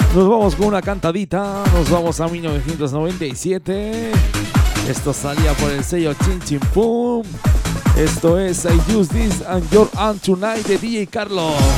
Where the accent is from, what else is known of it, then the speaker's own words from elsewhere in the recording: Huesca and Zaragoza, Aragon, Spain; esa gente de mi tierra, de Huesca y de Zaragoza